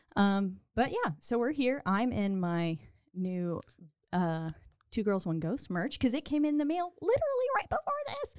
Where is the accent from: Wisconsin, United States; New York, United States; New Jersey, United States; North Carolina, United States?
North Carolina, United States; I'm from North Carolina